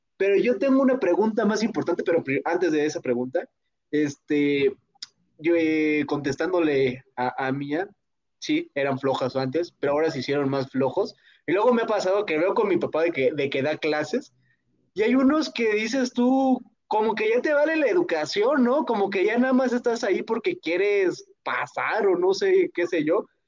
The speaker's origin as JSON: {"language": "Spanish", "town": "Pátzcuaro", "region": "Michoacán", "country": "Mexico", "said": "en mi pueblito que es Pátzcuaro"}